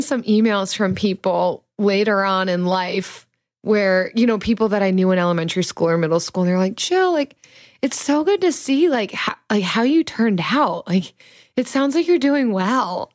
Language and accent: English; United States; I'm an American